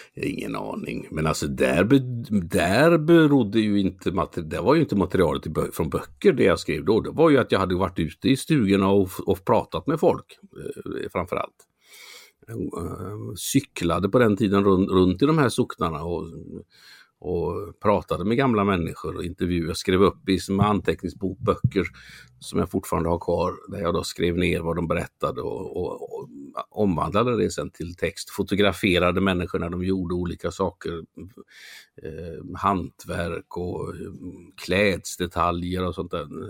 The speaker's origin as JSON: {"language": "Swedish", "town": "Mölnlycke", "region": "Västra Götaland", "country": "Sweden", "tie": "born or raised there", "also_born_or_lived": "Gothenburg", "said": "Jag är född i Göteborg. Jag är uppvuxen utanför Göteborg, i Mölnlycke."}